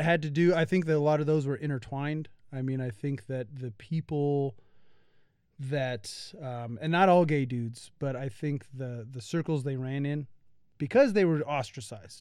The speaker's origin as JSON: {"language": "English", "country": "United States", "said": "being an American"}